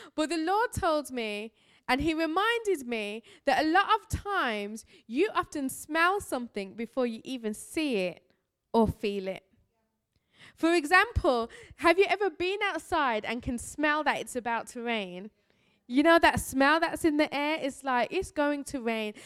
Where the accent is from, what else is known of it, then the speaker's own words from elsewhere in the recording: Birmingham, West Midlands, United Kingdom; I am from Birmingham, England. This is my real voice